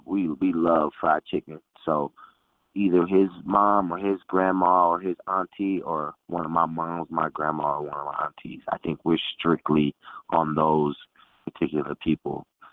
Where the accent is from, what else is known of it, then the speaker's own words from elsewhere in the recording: Phoenix, Arizona, United States; Phoenix, Arizona.